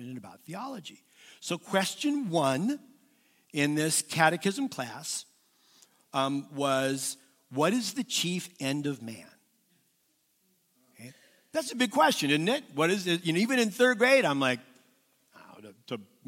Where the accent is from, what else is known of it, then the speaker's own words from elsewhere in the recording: Southern California, United States; I was raised in Southern California